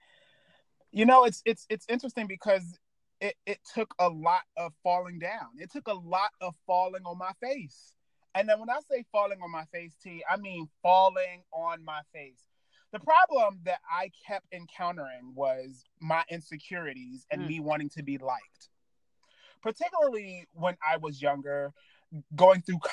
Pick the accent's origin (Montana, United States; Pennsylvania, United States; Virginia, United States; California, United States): Virginia, United States; I grew up in Virginia and in the Black church